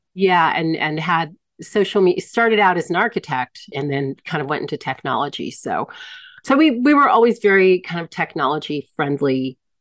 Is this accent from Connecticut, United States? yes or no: no; Hampton, Virginia, United States; moved away as an adult; now in Mexico; growing up in the Hampton Roads